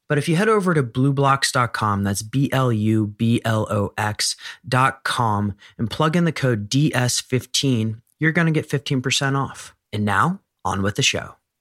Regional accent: United States; I was born in the United States

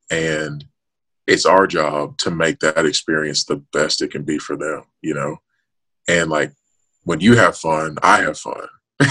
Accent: Memphis, Tennessee, United States; moved away as an adult; also born or lived in Nashville, Tennessee; Memphis, in my hometown

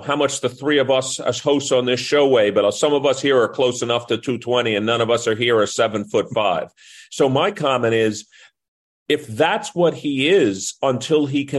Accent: New York City, New York, United States; So, you know, I grew up as a kid or a kid as a young man in New York City. Well, I grew up in New York

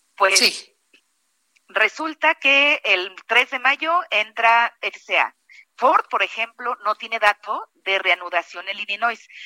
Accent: Guanajuato, Mexico; yo que además soy de Guanajuato

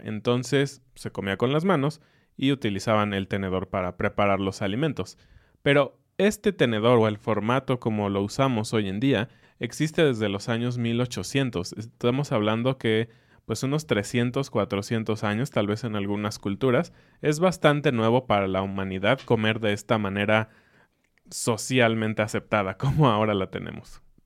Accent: Mexico; para mí como mexicano

